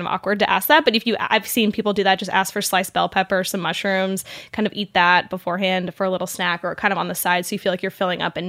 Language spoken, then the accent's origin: English; St. Louis, Missouri, United States; I'm from St. Louis, and the big St. Louis pizza company is Emo's St. Louis Style Pizza.